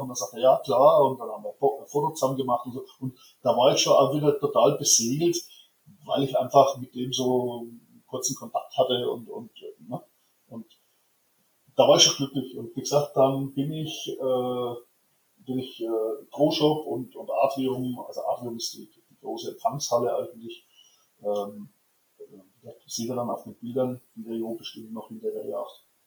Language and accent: German; Germany; ich bin aus Deutschland